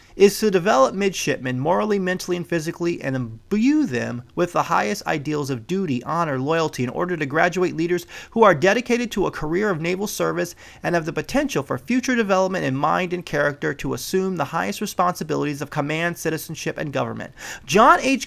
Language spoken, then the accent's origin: English; Midwest, United States; now in West Coast, United States; I was born in the Midwest